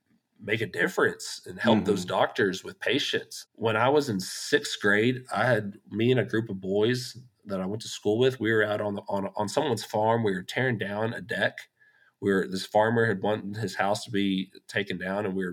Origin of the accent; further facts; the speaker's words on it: West Texas, United States; I grew up in West Texas, talked about the days on the cotton farm